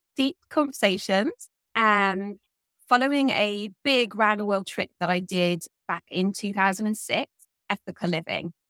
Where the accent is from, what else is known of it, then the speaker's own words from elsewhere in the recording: South of England, United Kingdom; accent: southern English; you can probably tell from my accent that I come from the south of England